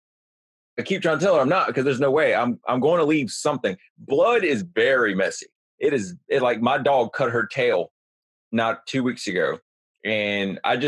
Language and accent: English; New Jersey, United States; I grew up in New Jersey